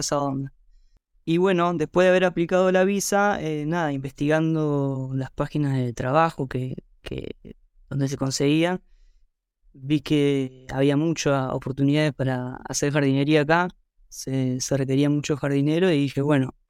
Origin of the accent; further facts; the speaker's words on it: Santa Fe, Argentina; moved away as an adult; now in New Zealand; Yo soy de Santa Fe